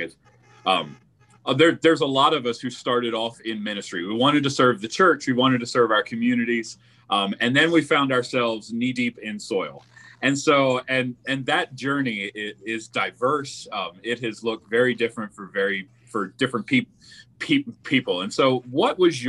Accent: Mid-Atlantic, United States; somebody who's from the Mid-Atlantic

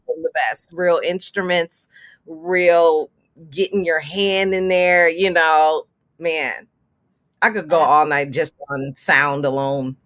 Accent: Milwaukee, Wisconsin, United States; I am from Milwaukee, Wisconsin

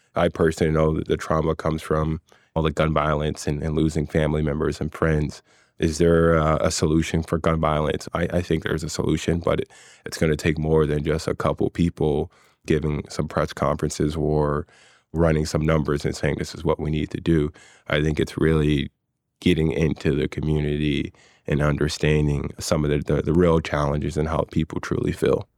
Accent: Philadelphia, Pennsylvania, United States; there were many great things about growing up in West Philadelphia

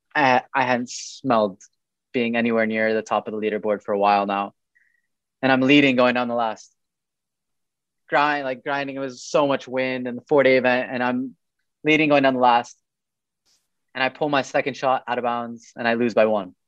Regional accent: Eastern Province, Saudi Arabia; also born or lived in United States; I grew up in America up until the age of eight, like from three to eight, my parents were finishing up their university degree. And I came back to Saudi

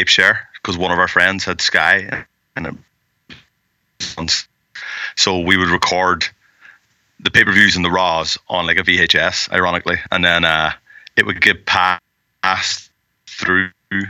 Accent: Ireland; I'm from Ireland

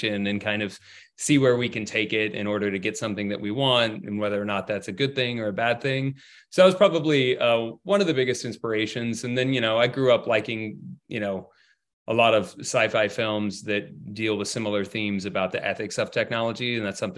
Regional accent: Los Angeles, California, United States; I'm from Los Angeles, California

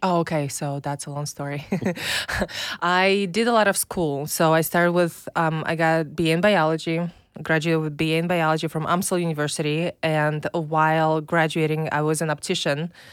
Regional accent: Minsk, Belarus; English is a second language; now in United States; I'm from Belarus. Uh, it's a tiny little country next to Russia.

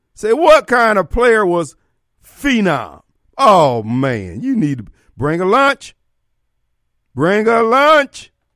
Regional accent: Decatur, Illinois, United States; also born or lived in Joliet, Illinois; my hometown, Decatur, Illinois, and then where I went to high school in Joliet

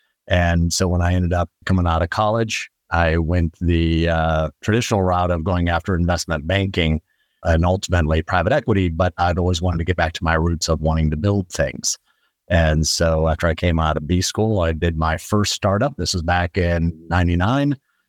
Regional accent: Midwest, United States; So very briefly, I'm originally from the Midwest, though I've lived in a lot of different places in my life

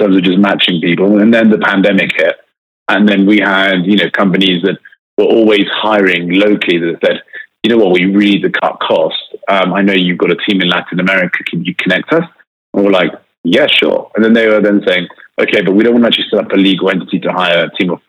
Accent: United Kingdom; accent: British; I was brought up in the UK.

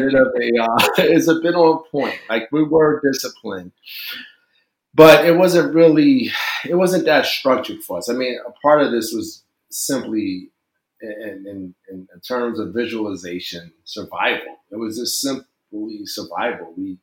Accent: Newark, New Jersey, United States; I'm from Newark, New Jersey. I grew up not too far from Seton Hall University.

